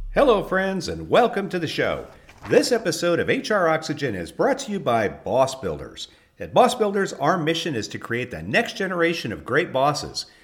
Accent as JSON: {"language": "English", "region": "California", "country": "United States", "tie": "born or raised there", "moved": "yes", "said": "I actually was born in California"}